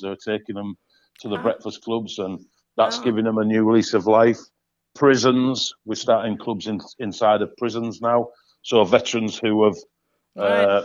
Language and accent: English; Hull, Yorkshire and the Humber, United Kingdom; here in my hometown in Hull, Hull East Yorkshire